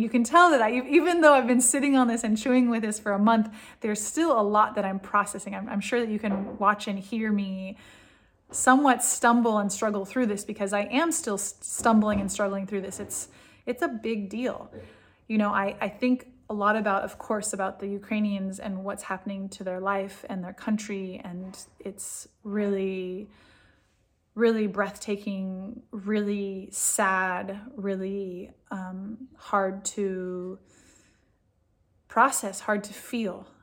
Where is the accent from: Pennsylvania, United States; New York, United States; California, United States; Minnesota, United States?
California, United States; moved away as an adult; now in Israel; I'm from California. I grew up in a really, really different culture and different mindset.